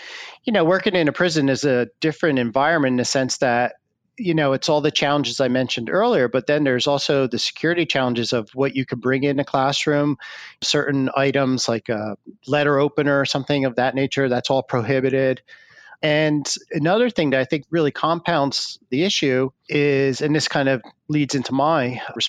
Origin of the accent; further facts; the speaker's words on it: Pennsylvania, United States; my home state of Pennsylvania